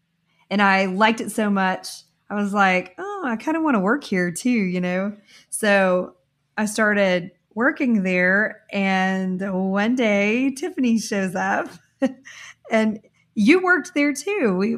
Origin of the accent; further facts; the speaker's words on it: Corpus Christi, Texas, United States; I'm from Corpus Christi, and there was a point in my, I was early 20s when I had quit school for like maybe the second time, and I had moved back home to Corpus